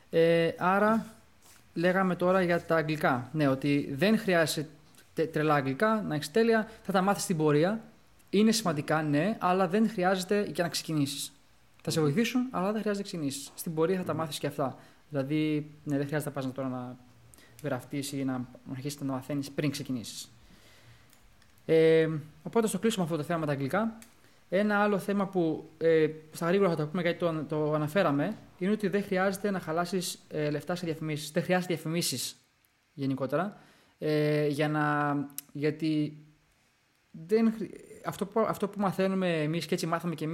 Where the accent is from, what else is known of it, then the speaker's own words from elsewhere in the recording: Greece; Ναι, ναι είμαι Έλληνας ρε φίλε.